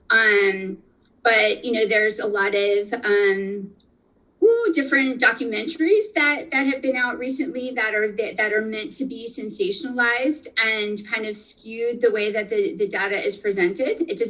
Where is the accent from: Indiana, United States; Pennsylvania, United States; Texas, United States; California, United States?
Pennsylvania, United States; northeastern; moved away; I'm originally from Pennsylvania. So I'm going to say pizza, um, and and good pizza from from home, from northeastern Pennsylvania.